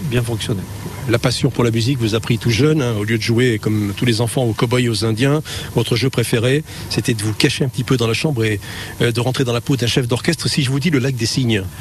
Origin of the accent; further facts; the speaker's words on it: Nice, Provence-Alpes-Côte d'Azur, France; also born or lived in Strasbourg; Je suis né à Nice